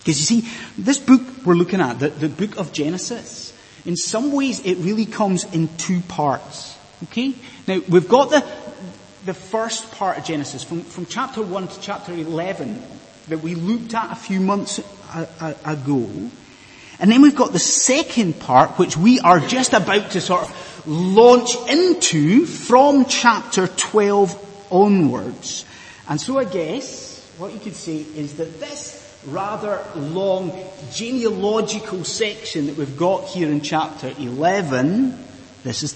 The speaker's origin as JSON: {"language": "English", "town": "Inverness", "region": "Scotland", "country": "United Kingdom", "tie": "born or raised there", "moved": "yes", "said": "as a child growing up in Inverness"}